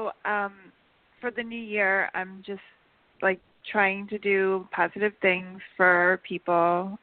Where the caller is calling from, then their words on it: New York, United States; Hi, Jorianne. … from New York.